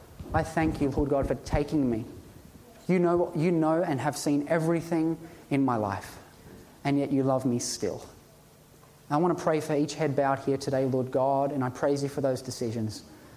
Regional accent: Ipswich, East of England, United Kingdom; Jesus came from Nazareth. I come from Ipswich. We all come from environments that are not ideal

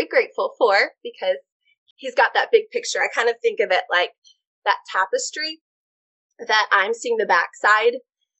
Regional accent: Wisconsin, United States; now in Pensacola Beach, United States; I'm a transplant from Wisconsin

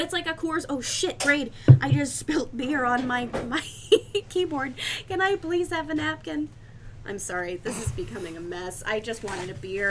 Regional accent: Oregon, United States; moved away as an adult; now in Pittsburgh, United States; I grew up in Oregon

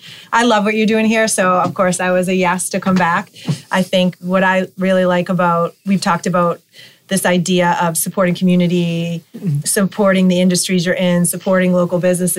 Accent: Hanover, United States; I grew up here in Hanover.

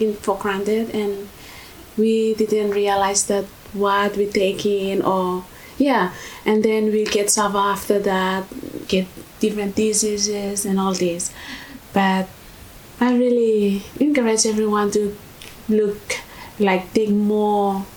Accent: Vanuatu; moved away as an adult; now in Australia; I'm from Vanuatu

